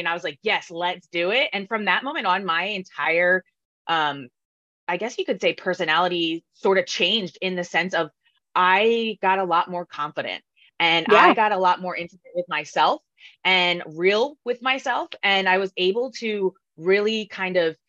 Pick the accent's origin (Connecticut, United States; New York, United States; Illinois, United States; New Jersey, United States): New Jersey, United States; moved away as an adult; now in San Diego, United States; I'm originally from South Jersey